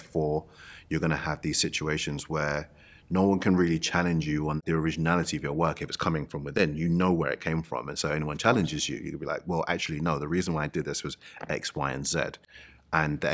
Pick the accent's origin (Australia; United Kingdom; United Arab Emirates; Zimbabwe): United Kingdom; London; growing up in East London, in the area in which I grew up